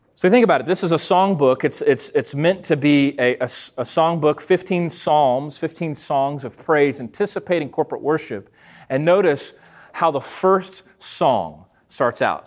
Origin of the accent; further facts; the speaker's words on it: McGregor, Texas, United States; I grew up in the Lutheran church, very small congregation, 100 people uh, out in McGregor, Texas